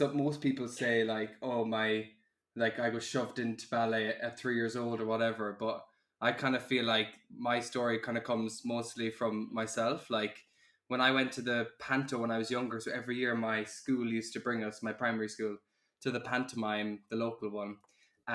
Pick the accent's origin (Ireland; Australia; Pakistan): Ireland; now in London, United Kingdom; I am 24, I'm from Ireland, living in London